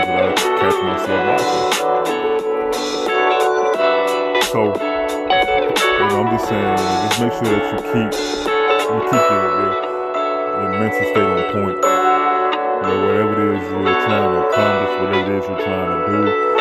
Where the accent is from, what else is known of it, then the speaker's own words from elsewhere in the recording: Chicago, Illinois, United States; I am from Chicago, so you know we talk kind of fast